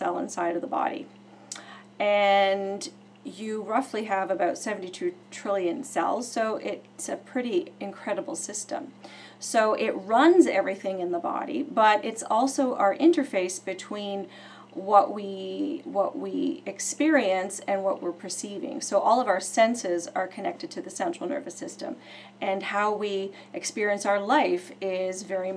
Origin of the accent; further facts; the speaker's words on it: Oakville, Ontario, Canada; I have been in chiropractic for 27 years in my hometown of Oakville, Ontario.